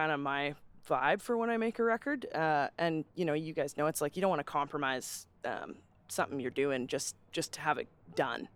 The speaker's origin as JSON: {"language": "English", "town": "Calgary", "region": "Alberta", "country": "Canada", "tie": "born or raised there", "said": "growing up in Calgary"}